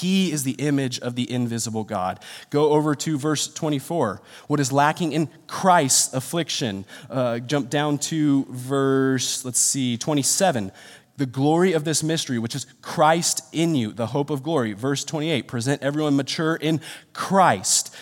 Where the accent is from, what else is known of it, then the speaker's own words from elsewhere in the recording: Rancho Cucamonga, California, United States; I'm born and raised in Rancho.